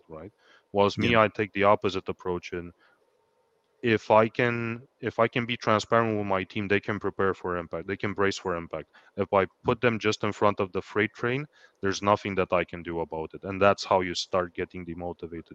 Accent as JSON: {"language": "English", "country": "Romania", "moved": "yes", "lives_now": "Ireland", "said": "I am Romanian"}